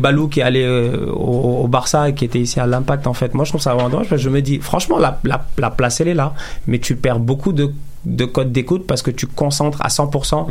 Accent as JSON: {"language": "French", "region": "Dakar", "country": "Senegal", "tie": "born or raised there", "moved": "yes", "lives_now": "Quebec, Canada", "said": "j'ai grandi à Dakar, au Sénégal."}